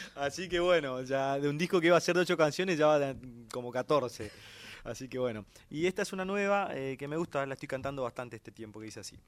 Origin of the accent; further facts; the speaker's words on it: Santo Tomé, Corrientes, Argentina; moved away; mi querido pueblo Santo Tomé